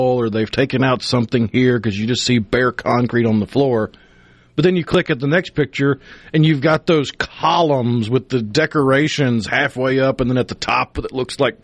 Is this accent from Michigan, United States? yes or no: no; Tupelo, Mississippi, United States; growing up in Tupelo had a mall for a big chunk of my childhood